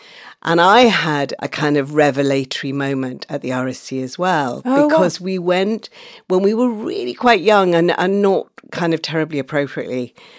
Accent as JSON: {"language": "English", "town": "Manchester", "region": "North West England", "country": "United Kingdom", "tie": "born or raised there", "also_born_or_lived": "Oxford", "said": "So that I was growing up in Manchester and Oxford, where my family moved."}